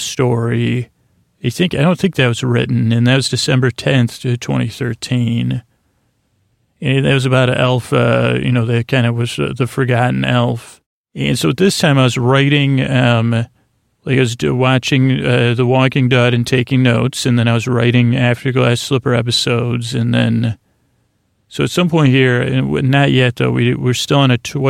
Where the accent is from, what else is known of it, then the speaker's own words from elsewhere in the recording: Syracuse, New York, United States; I'm from Syracuse